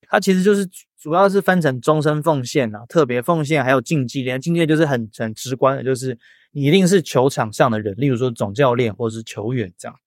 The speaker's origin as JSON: {"language": "Chinese", "town": "Hsinchu", "country": "Taiwan", "said": "我是新竹人"}